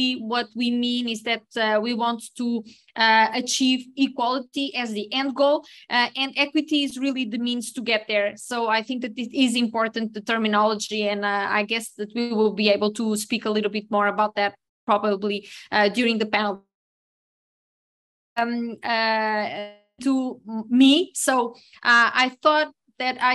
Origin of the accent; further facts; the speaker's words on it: Portugal; I'm a pharmacist from Portugal.